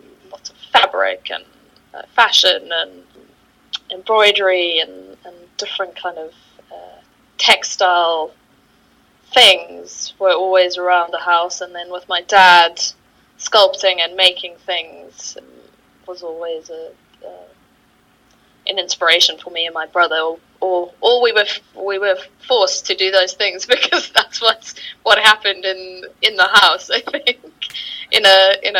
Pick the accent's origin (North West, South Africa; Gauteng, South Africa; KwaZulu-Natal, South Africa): Gauteng, South Africa; Johannesburg; moved away as an adult; now in London, United Kingdom; I'm originally from South Africa. From Johannesburg, that's mm-hmm. kind of where I grew up